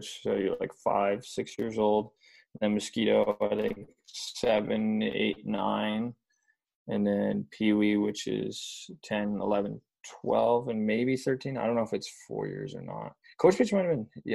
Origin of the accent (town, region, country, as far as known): Nanaimo, British Columbia, Canada; born or raised there; moved away as an adult; also born or lived in Vauxhall, Alberta